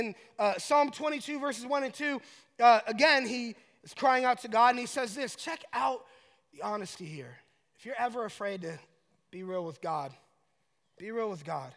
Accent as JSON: {"language": "English", "town": "Colorado Springs", "region": "Colorado", "country": "United States", "said": "I'm from Colorado Springs"}